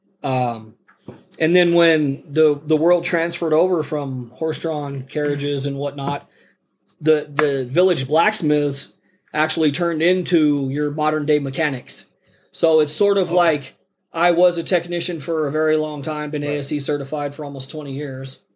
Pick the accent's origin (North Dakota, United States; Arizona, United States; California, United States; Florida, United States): California, United States; Sacramento; moved away as an adult; also born or lived in Laramie, Wyoming; now in Klamath Falls, United States; I was born in Laramie, Wyoming, and then we stayed there for the first 2 years of my life, and then we moved to Sacramento